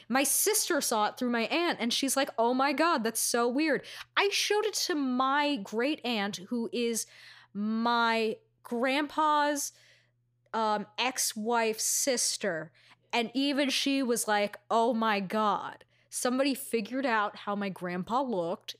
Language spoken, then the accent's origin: English; New York City, New York, United States; I'm from Astoria